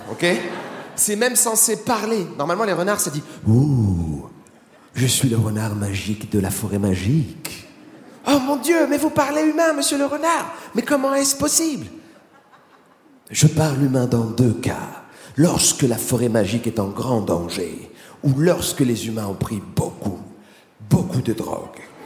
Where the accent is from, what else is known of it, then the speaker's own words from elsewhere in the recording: France; je suis français